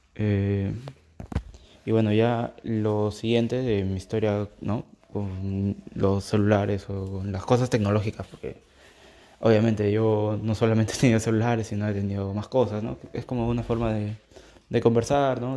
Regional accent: Peru; yo soy de Perú

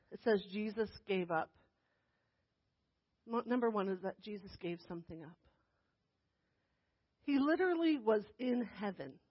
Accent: New Jersey, United States; born there; No, but I was born in New Jersey. I promise. I belong here. I'm from here.

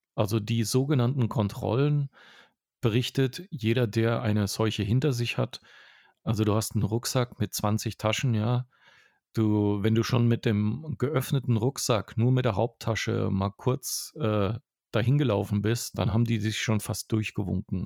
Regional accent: Franconia, Bavaria, Germany; moved away; eine Tradition habe ich auch als Franke dort für mich gefunden.

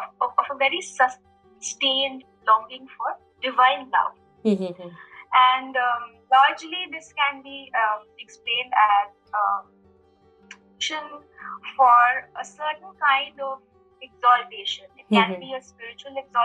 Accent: Kolkata, West Bengal, India; moved away as an adult; also born or lived in Delhi; now in Los Angeles, United States; I grew up in Calcutta

